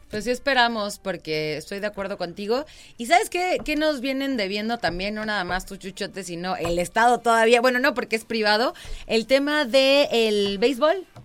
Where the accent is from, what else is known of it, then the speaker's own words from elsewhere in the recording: Querétaro, Mexico; Yo nací en el Hospital Margarita, o sea, cien por ciento queretana.